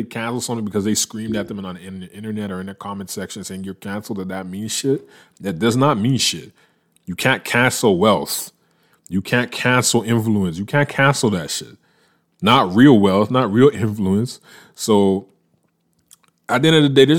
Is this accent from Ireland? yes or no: no; Canada; moved away as an adult; also born or lived in United States; I'm a Canadian, and I been working in the States for the majority of the last decade, working in the United States